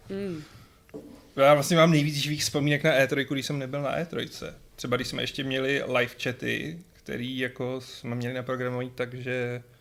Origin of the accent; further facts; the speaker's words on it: Czechia; jelikož jsme z České republiky, tak půlka domluvených zkůzek neplatí a všechno se musí dovymlouvávat znova